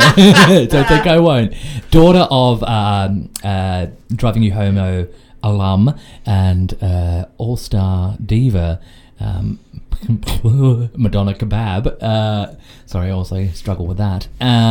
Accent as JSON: {"language": "English", "country": "Australia", "accent": "thick Australian", "said": "My thick Australian accent"}